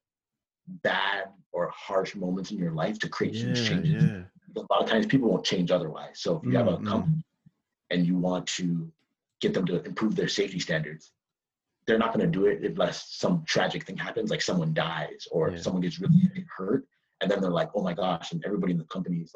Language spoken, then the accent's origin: English; Toronto, Ontario, Canada; moved away as an adult; I'm from Toronto